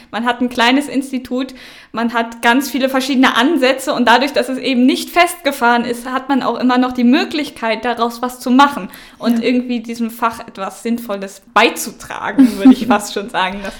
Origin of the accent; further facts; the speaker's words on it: Northern Germany, Germany; Ich komme aus dem Norden, da haben wir eigentlich alle protestantischen äh, Unterricht in Religion